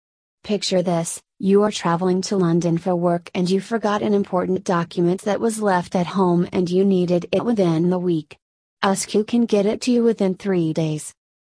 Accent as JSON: {"language": "English", "country": "Malaysia", "tie": "born or raised there", "said": "Growing up in Malaysia, I didn't get much support to embark on the entrepreneurial journey immediately after graduation."}